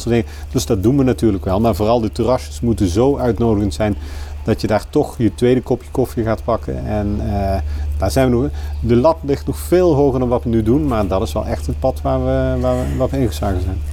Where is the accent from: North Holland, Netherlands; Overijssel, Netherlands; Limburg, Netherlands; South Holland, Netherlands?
Limburg, Netherlands; Kerkrade; moved away; ik ben geboren in Kerkrade